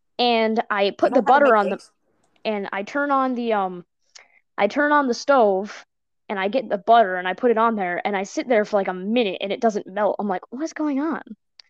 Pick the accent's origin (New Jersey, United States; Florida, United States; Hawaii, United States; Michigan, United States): Florida, United States; I'm from Florida